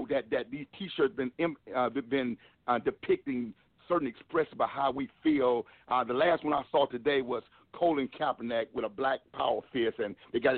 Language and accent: English; Milwaukee, Wisconsin, United States; now in North Carolina, United States; I was born and raised in Milwaukee, Wisconsin